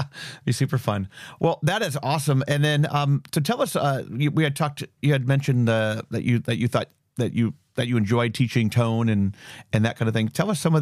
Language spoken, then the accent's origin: English; Mentor, Ohio, United States; I'm from Mentor